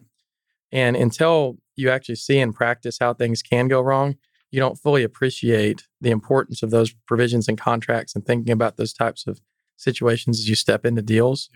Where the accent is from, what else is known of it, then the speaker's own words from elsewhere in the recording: Canyon, Texas, United States; I grew up in the Texas Panhandle in Canyon, Texas.